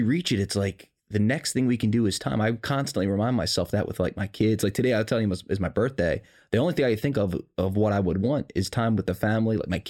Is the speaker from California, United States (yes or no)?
no; Maryland, United States; This is not something you brag about at school when everyone else, I came from Howard County. It's a wealthy area.